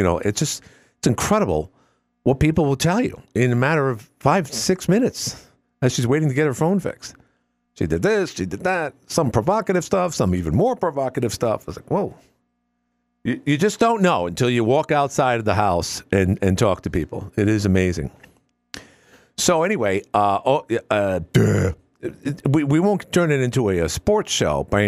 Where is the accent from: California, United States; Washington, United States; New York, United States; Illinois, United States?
New York, United States; New York City; born and raised in Queens. In fact, born in Jamaica Hospital